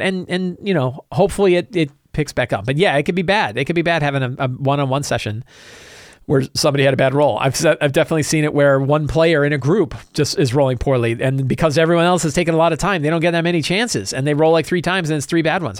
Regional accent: Virginia, United States; I'm from Virginia as well

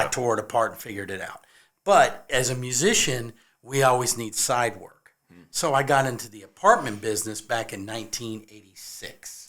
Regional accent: California, United States; also born or lived in Nashville, Tennessee; now in Columbia, South Carolina, United States; I am originally from California

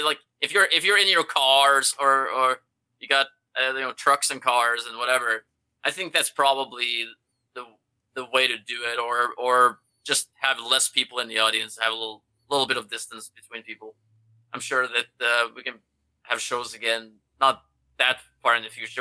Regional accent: Norway; now in Los Angeles, United States; I'm from Norway

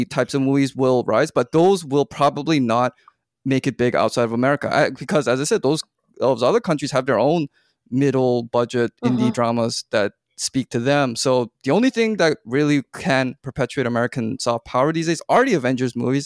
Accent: Canada; I'm from Canada

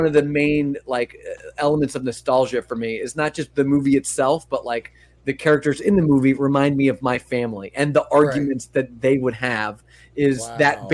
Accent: Long Island, New York, United States; I'm from Long Island, New York, and all my family is from New York

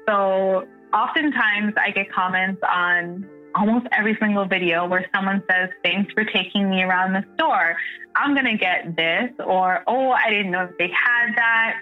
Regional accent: Canada; I'm a Canadian creator

